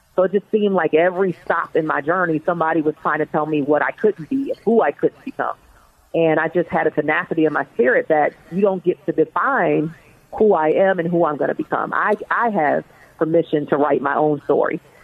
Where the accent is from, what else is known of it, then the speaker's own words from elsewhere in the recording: Baltimore, Maryland, United States; So I was born and raised in Baltimore, Maryland, and actually raised in an inner city housing project in Baltimore, Maryland